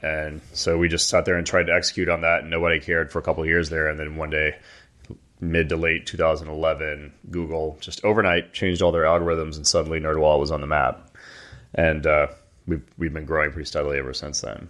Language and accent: English; Atlanta, Georgia, United States; moved away as an adult; We grew up in Atlanta